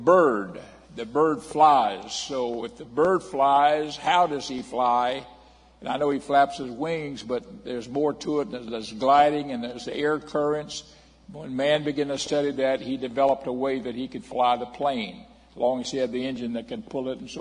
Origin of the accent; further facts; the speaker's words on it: Miami, Florida, United States; as a young man, a boy actually growing up in Miami